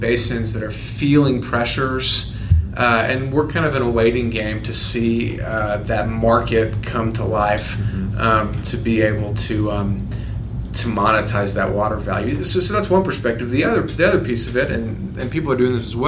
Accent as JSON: {"language": "English", "region": "Texas", "country": "United States", "moved": "as an adult", "lives_now": "Colorado, United States", "said": "I'm really from Texas, and went to Texas A&M, and I never liked Texas that much when I lived there, and I left"}